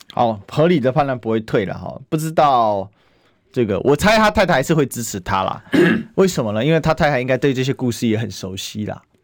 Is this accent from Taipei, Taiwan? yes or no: no; Kaohsiung, Taiwan; 我高雄人